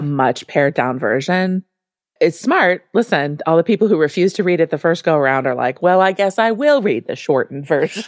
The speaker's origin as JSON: {"language": "English", "region": "Midwest", "country": "United States", "said": "I am from the Midwest"}